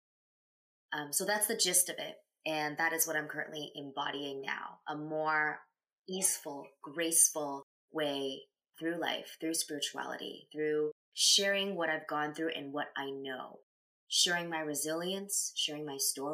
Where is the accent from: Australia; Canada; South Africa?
Canada; also born or lived in China; When I was 4 years old, I came to Canada from China, and I grew up here